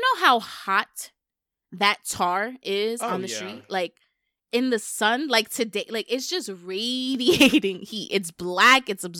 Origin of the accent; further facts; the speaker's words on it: Bronx, New York, United States; Like, yeah. I grew up in the Bronx.